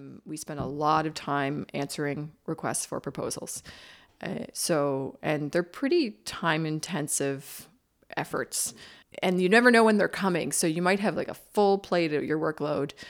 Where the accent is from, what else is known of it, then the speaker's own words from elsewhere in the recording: Bridgewater, Nova Scotia, Canada; I grew up in Bridgewater, Nova Scotia